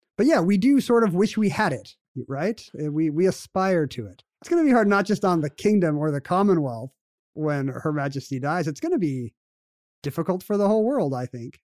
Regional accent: United States; now in Washington, United States; as an American

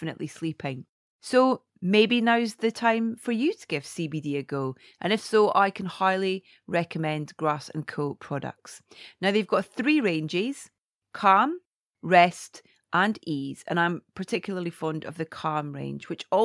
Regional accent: Scotland, United Kingdom; I'm Scottish

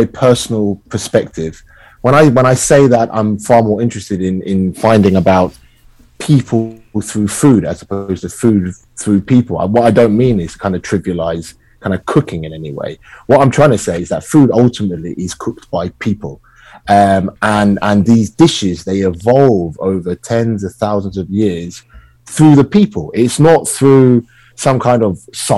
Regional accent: United Kingdom; I am British-born Chinese. So I've navigated my own culture through the lens of growing up in the UK

